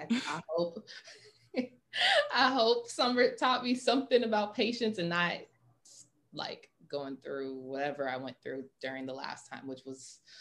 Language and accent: English; Atlanta, Georgia, United States; moved away as an adult; also born or lived in Chicago; I'm West Indian, I'm Guyanese in Trini. I'm originally from Atlanta